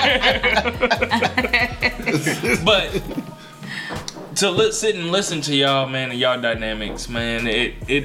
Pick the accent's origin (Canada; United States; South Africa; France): United States; Gary, Indiana; now in Indianapolis, United States; I'm from Gary, Indiana